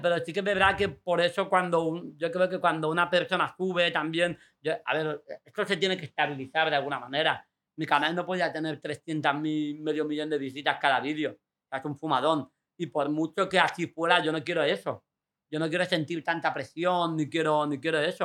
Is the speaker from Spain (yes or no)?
yes; Fuengirola, Andalusia, Spain; also born or lived in Mijas; ir al Instituto de Fuengirola con todos juntos, todos los colegas, pues yo me fui a de, a de Mijas